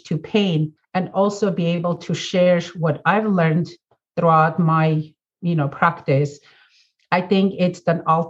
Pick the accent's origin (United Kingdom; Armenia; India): Armenia; moved away as an adult; now in United States; born and raised in Armenia, former Soviet Union